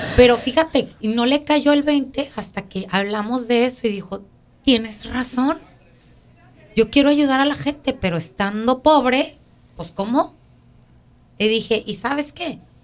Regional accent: Mexico; now in United States; nosotros que venimos de México a este país

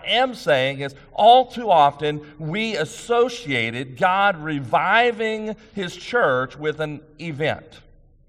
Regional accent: East Texas, United States; when I grew up in East Texas

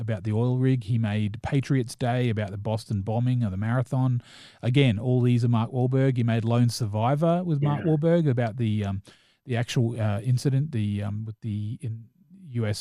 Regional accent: New Zealand; I am a New Zealander

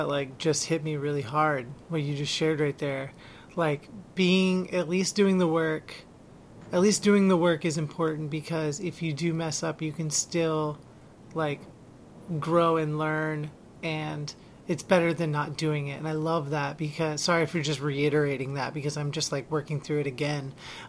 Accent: Philippines; Like I, being Filipino, you're probably aware of what Duterte does

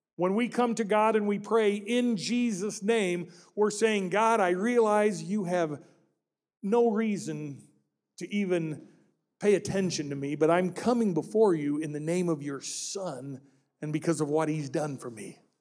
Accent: Peoria, Illinois, United States; my hometown of Peoria, Illinois

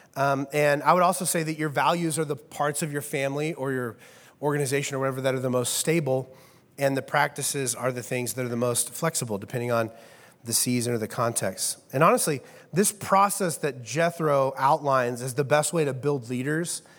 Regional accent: Midwest, United States; I am from the Midwest

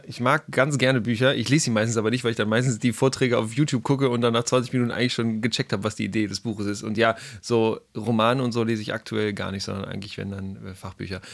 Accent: Hamburg, Germany; moved away as an adult; now in Karlsruhe, Germany; ich bin in Hamburg aufgewachsen

